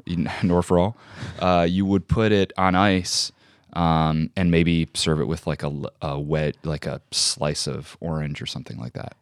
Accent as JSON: {"language": "English", "town": "Joliet", "region": "Illinois", "country": "United States", "tie": "born or raised there", "said": "I grew up in Joliet, Illinois"}